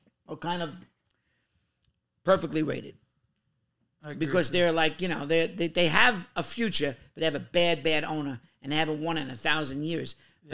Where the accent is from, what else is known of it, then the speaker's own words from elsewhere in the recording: near Long Island, New York, United States; I grew up near Long Island.